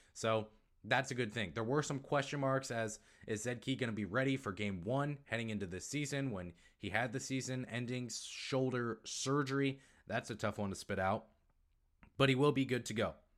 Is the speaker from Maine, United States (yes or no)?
yes; Maine, United States; accent: northeastern; moved away; I was born in Maine